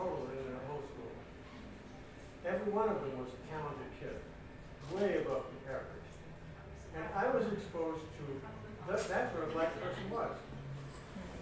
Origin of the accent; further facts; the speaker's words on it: Hartford, Connecticut, United States; now in Owensboro, United States; I grew up in Hartford, Connecticut